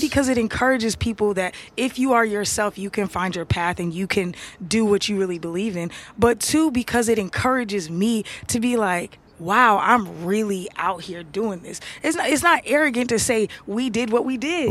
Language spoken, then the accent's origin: English; Atlanta, Georgia, United States; I'm from Atlanta. I live in Atlanta.